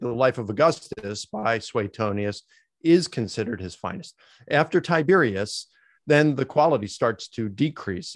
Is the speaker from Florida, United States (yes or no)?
no; Baltimore, Maryland, United States; I grew up in Baltimore, Maryland